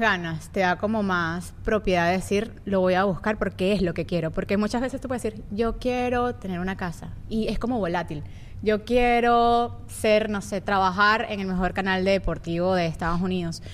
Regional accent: Venezuela; moved away; somos de Venezuela

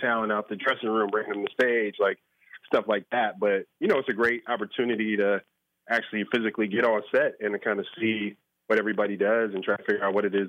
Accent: Chicago, Illinois, United States; football growing up in Chicago was kind of that for me.

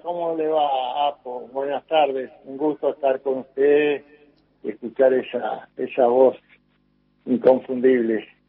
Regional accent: Buenos Aires, Argentina; also born or lived in Blaquier, Buenos Aires Province; nací ahí, bueno, desde muy chico, ya después mi papá se trasladaron para Buenos Aires y, seguimos este el crecimiento acá en, en Buenos Aires

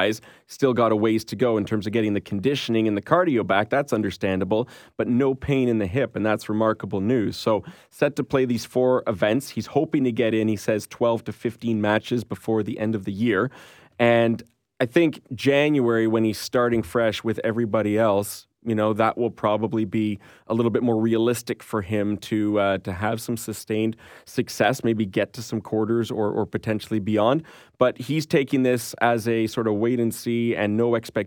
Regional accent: Canada; we're Canadian

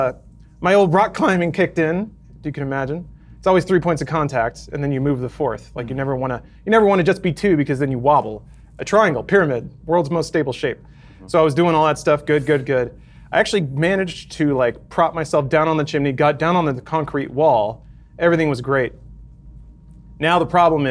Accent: Texas, United States; I grew up in Texas

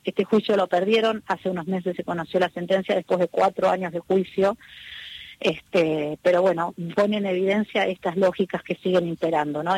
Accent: Argentina; para mí como argentina

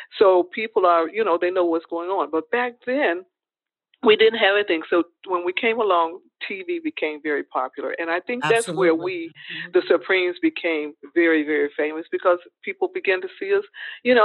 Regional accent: Detroit, Michigan, United States; moved away as an adult; also born or lived in Los Angeles; it was so cold in Detroit. I said, you know, I'm getting out of here. So I moved to Los Angeles during that time.

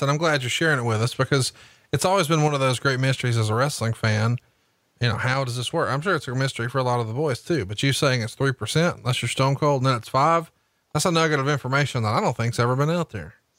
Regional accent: Huntsville, Alabama, United States; here in my hometown of Huntsville, Alabama

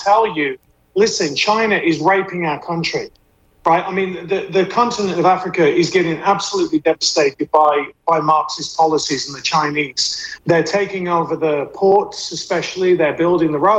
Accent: England, United Kingdom; as an Englishman

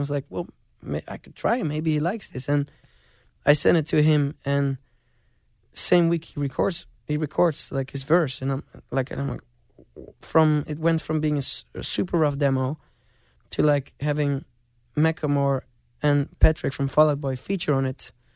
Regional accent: Amsterdam, North Holland, Netherlands; I grew up in Amsterdam

